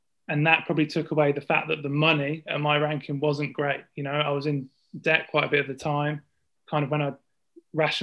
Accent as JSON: {"language": "English", "town": "Northampton", "region": "East Midlands", "country": "United Kingdom", "said": "I'm from Northampton"}